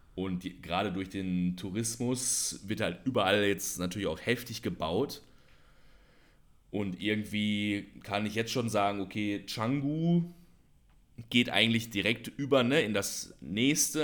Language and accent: German; Germany; now in Indonesia; als Deutscher